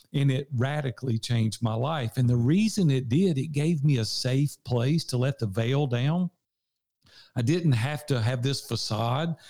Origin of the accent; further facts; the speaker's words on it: Nashville, Tennessee, United States; accent: Southern; I'm from Nashville, Tennessee. I've been here sixty-one years now